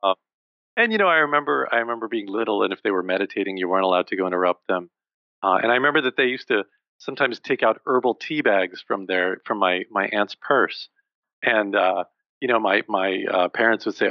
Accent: New Jersey, United States; I grew up in New Jersey, thus the Garden State

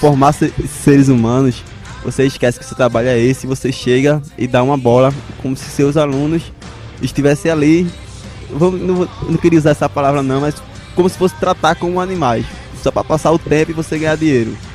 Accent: Northeast Region, Brazil; nós que somos aqui do Nordeste

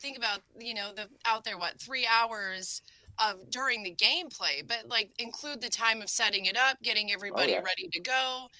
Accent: Iowa, United States; hey guys, I'm from Iowa.

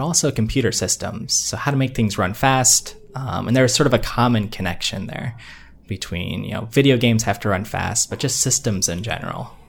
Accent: Northeast Ohio, United States; moved away as an adult; now in Massachusetts, United States; I grew up in Ohio, uh, Northeast Ohio

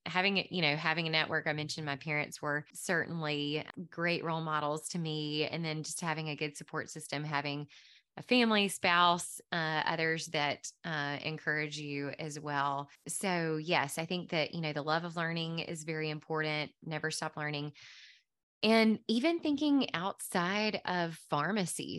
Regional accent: Mississippi Delta, United States; moved away as an adult; now in Nashville, United States; I grew up in the Mississippi Delta.

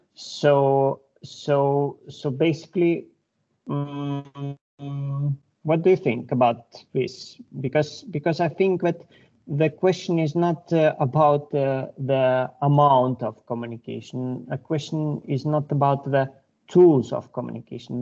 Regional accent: Lithuania; I'm from Lithuania.

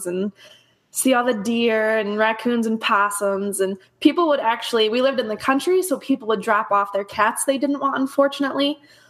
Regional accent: Spring Lake, Michigan, United States; moved away as an adult; I grew up in Spring Lake, Michigan. So it's on the west side of Michigan, right on the beach.

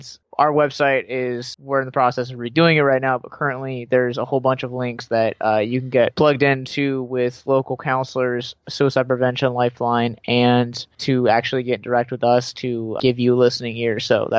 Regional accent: Baltimore, Maryland, United States; So I grew up in Baltimore, and my family, my mom's side of the family, is in Hanover, Pennsylvania

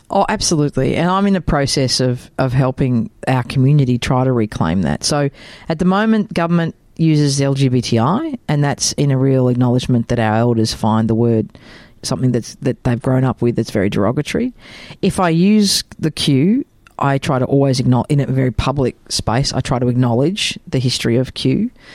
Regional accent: Melbourne, Victoria, Australia; I actually grew up in Waverley, so in, in Melbourne

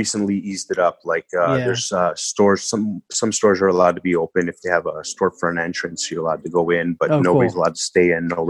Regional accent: Kitchener, Ontario, Canada; But yeah, I was born and raised in Kitchener, so all my friends and family are here.

